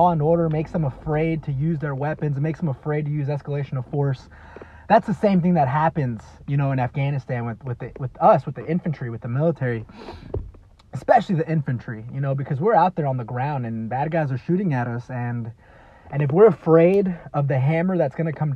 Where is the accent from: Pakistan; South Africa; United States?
United States; Dallas, Texas; I grew up in a small town outside of Dallas, Texas